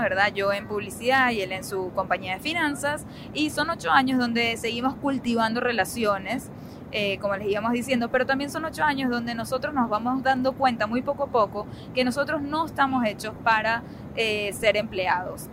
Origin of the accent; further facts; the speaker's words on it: Venezuela; moved away as an adult; now in United States; nosotros venimos de Venezuela